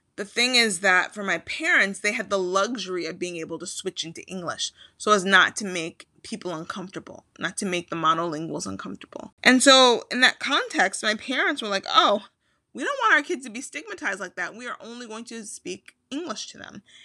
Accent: Chicago, Illinois, United States; accent: Midwesterner; now in Philadelphia, United States; I'm originally from Chicago

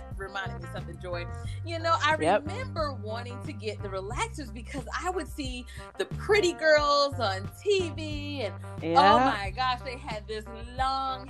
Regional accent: the South, United States; growing up in the South, you know, I grew up with my grandparents along with my mom and brother

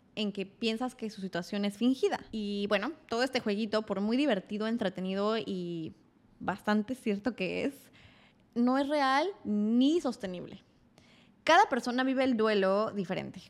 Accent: Querétaro, Mexico; moved away as an adult; now in Mexico City, Mexico; Tenía 18 años, venía de crecer en Querétaro

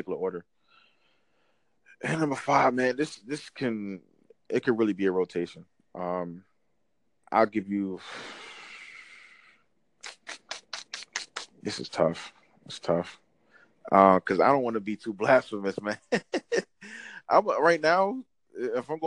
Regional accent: New Jersey, United States; I'm not from New York. I'm Jersey

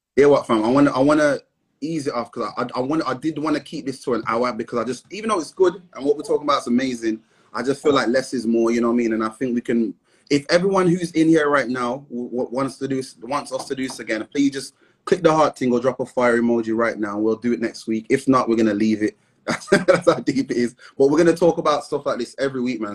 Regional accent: Midlands, United Kingdom; we're from the Midlands

